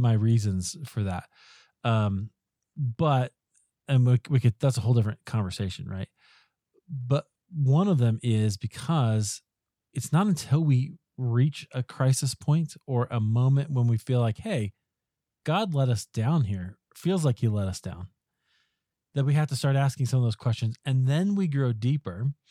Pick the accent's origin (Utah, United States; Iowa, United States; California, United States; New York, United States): Iowa, United States; now in Colorado, United States; I grew up in Iowa, so not far from there